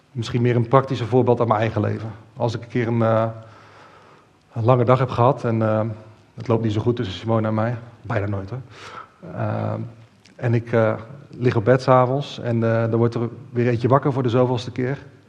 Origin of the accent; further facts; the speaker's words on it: Netherlands; als Nederlanders